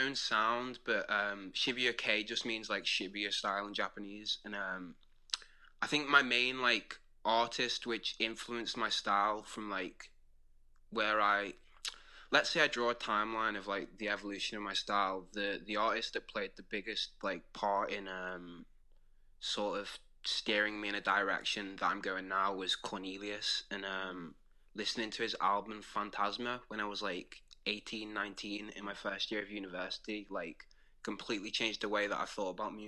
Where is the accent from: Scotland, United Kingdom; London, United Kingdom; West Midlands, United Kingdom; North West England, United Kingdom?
North West England, United Kingdom; Wirral; I'm from Wirral, which is very close to Liverpool